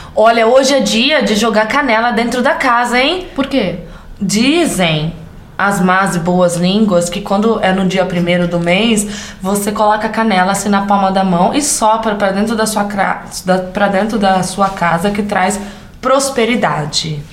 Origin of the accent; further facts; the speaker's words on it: interior of São Paulo, Brazil; accent: caipira; sou caipira com orgulho que fala porta, porteira e portão, lá dos Cafundel, onde Judas perdeu as botas no interior de São Paulo